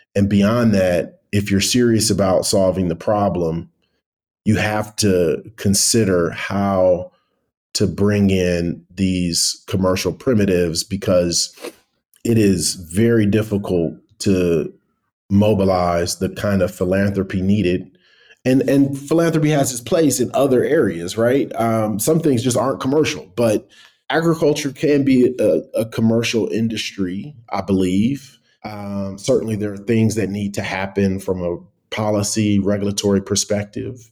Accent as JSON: {"language": "English", "town": "Cleveland", "region": "Ohio", "country": "United States", "also_born_or_lived": "Abuja, Nigeria", "moved": "as an adult", "lives_now": "Nairobi, Kenya", "said": "I'm originally from Cleveland, Ohio"}